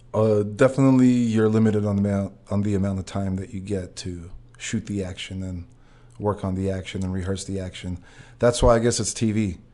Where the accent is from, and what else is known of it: Russia; moved away